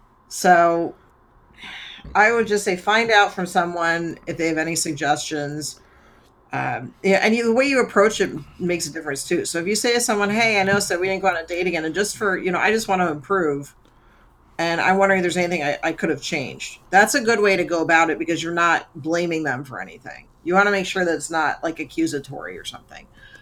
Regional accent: Georgia, United States; So, nerds, for context, I grew up outside Atlanta. Now, maybe a more progressive area, but back when I was growing up, it wasn't.

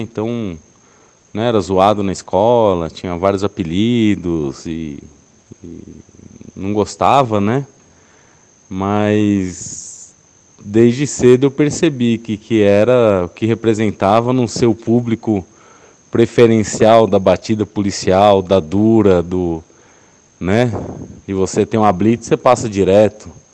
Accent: São Paulo, Brazil; eu sou paulistano, tenho 38 anos

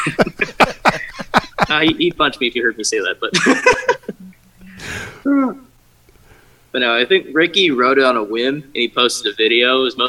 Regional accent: Waldorf, Maryland, United States; I'm from Waldorf, Maryland, which is like 30 minutes south of D.C.

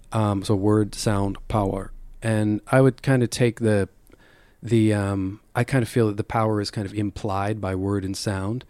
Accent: Calgary, Alberta, Canada; moved away; growing up in Calgary

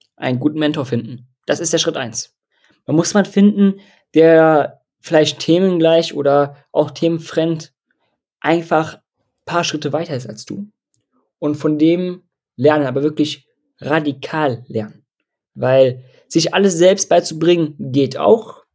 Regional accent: Dortmund, North Rhine-Westphalia, Germany; ich komme aus Dortmund

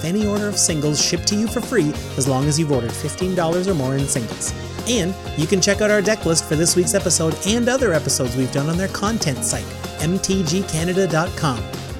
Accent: Canada; We're proud Canadian podcasters

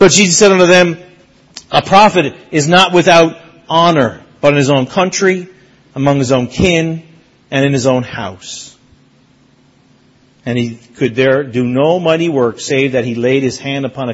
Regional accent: Mount Pearl, Newfoundland and Labrador, Canada; The church that I grew up in Mount Pearl, Newfoundland, I preached there last Sunday

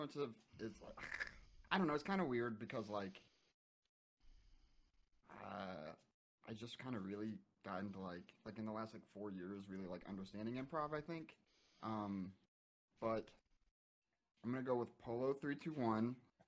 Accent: Indiana, United States; moved away; I'm from Indiana originally, and so I lived in like the middle of nowhere

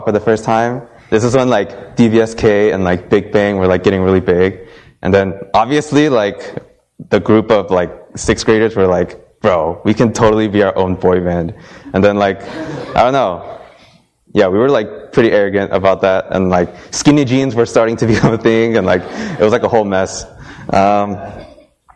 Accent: San Diego, California, United States; moved away as an adult; also born or lived in Boston; we grew up in San Diego together

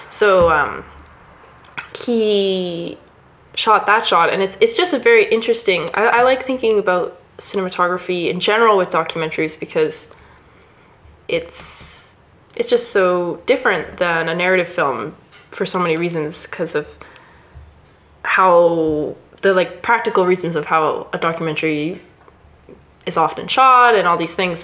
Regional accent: Canada; we're both Canadian

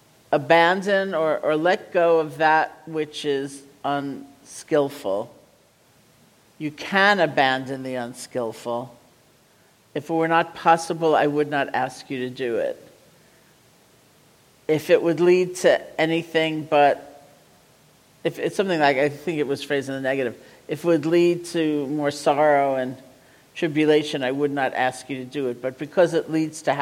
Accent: New England, United States; I'm from New England

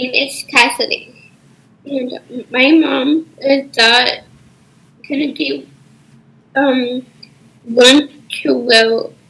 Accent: Paraguay; I'm from Paraguay. I'm a 13-year-old dancer and model and actor with a Down syndrome.

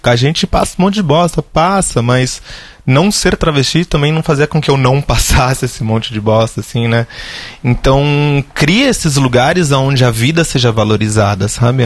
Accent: Guarulhos, São Paulo, Brazil; cresci lá no Continental 3, em Guarulhos

